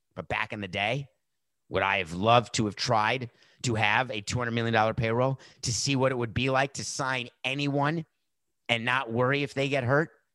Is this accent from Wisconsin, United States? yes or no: yes; Milwaukee, Wisconsin, United States; I was born in Milwaukee